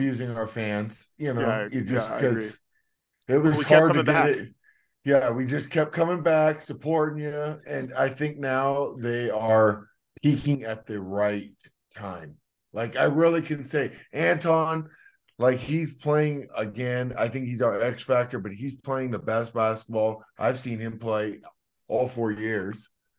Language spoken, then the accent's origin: English; Arkansas, United States; Oh, I'm a Grand Canyon alum. I'm from Arkansas.